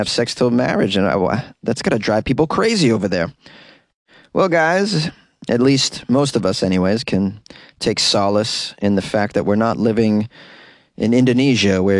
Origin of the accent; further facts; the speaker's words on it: Boston, Massachusetts, United States; accent: Boston; my Boston accent slipped out